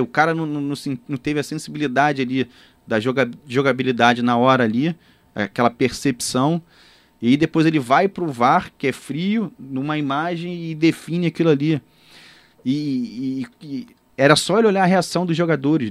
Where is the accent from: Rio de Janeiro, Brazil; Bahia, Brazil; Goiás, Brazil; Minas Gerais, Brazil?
Rio de Janeiro, Brazil; eu nascido e criado ali em Copacabana